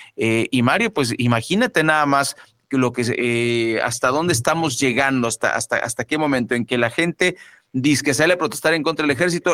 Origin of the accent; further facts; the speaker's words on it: Mexico; nosotros los mexicanos